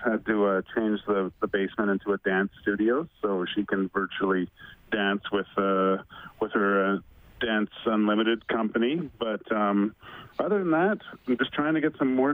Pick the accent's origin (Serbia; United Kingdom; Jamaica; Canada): Canada; Vancouver, British Columbia; I grew up in Vancouver